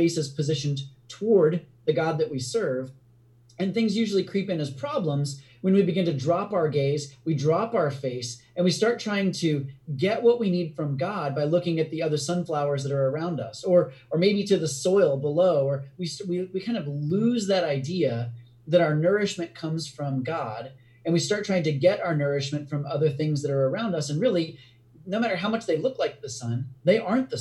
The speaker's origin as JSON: {"language": "English", "country": "United States", "also_born_or_lived": "India", "said": "an American"}